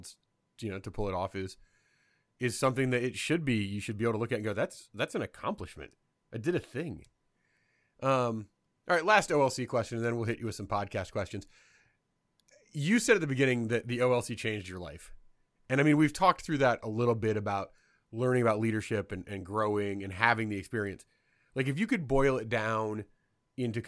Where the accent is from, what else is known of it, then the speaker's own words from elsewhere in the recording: Midwest, United States; I'm Midwestern.